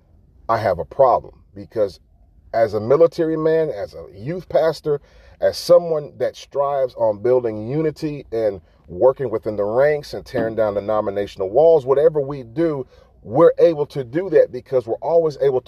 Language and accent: English; the South, United States; I'm from the South